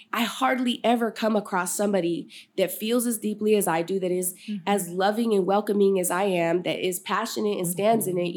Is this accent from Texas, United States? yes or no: no; Sacramento, California, United States; also born or lived in Galt, California; I was born here in Sacramento, California, uh, North Highlands to be specific